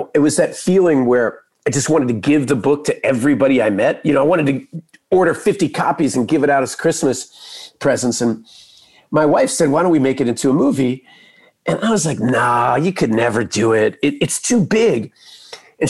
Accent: Texas, United States; growing up in Texas

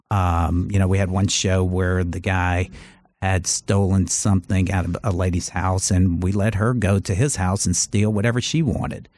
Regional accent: Charleston, South Carolina, United States; moved away as an adult; also born or lived in Los Angeles; I grew up in Charleston.

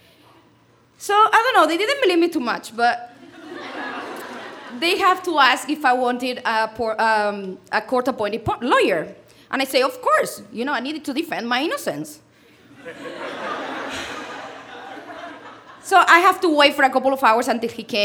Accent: Spain; English is a second language; moved away as an adult; also born or lived in London; I'm from Spain

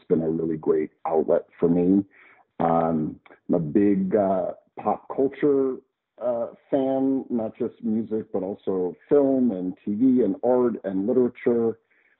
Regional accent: New Jersey, United States; also born or lived in San Francisco Bay Area / San Diego; now in Florida, United States; I grew up in New Jersey, shockingly, right? East Coaster, went to get my doctorate in psychology in the San Francisco Bay Area, lived in San Diego for 15 years, and a year ago moved back to Florida.

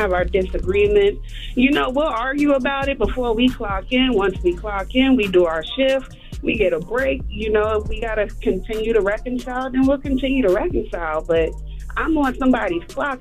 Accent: New York City, New York, United States; now in South Carolina, United States; I'm from the Bronx, grew up, born and raised, came down to South Carolina

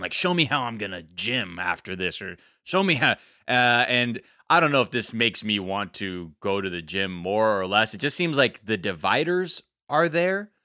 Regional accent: United States; me being American, half American, I go there, I hug my relative

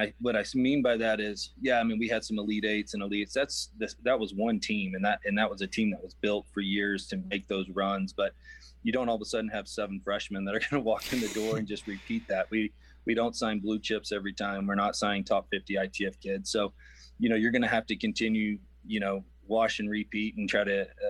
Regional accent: West Texas, United States; I grew up in West Texas, man. This is home to me

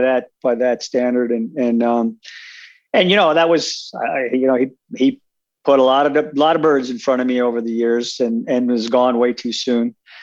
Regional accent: East Coast, United States; now in Wyoming, United States; I currently reside in Wyoming, but I was born and raised on the East Coast

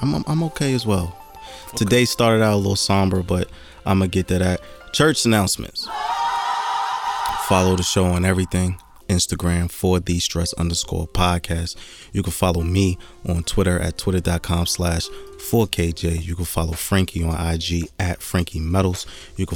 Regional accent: Jersey City, New Jersey, United States; I was born and raised in the Midtown area.

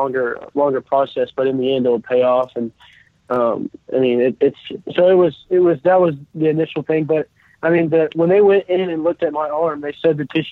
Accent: Acworth, Georgia, United States; growing up in Atlanta, I was a Braves fan

